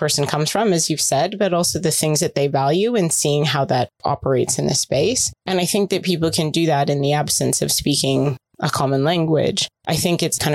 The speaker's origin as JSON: {"language": "English", "country": "United States", "said": "my family is from the Philippines, they immigrated to the States. I'm American, but growing up in that community"}